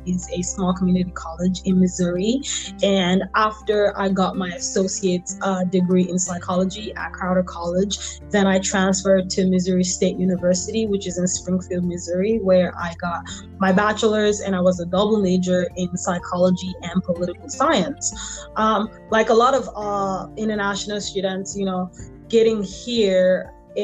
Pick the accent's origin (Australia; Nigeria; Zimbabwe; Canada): Nigeria; Lagos; moved away as an adult; also born or lived in Toledo, Ohio; now in United States; I'm from Lagos, Nigeria. I was born and bred there and lived in Lagos, Nigeria until I finished high school and came to America to start college.